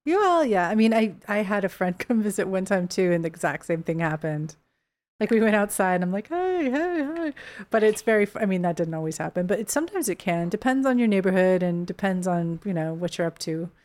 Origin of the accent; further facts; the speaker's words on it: Bay Area, California, United States; moved away as an adult; also born or lived in San Francisco; now in Los Angeles, United States; I never lived there as a kid, but I lived south of there as a kid, like half hour